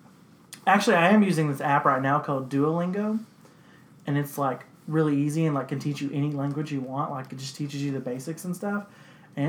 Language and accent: English; United States; I'm from America, where we've never really had to deal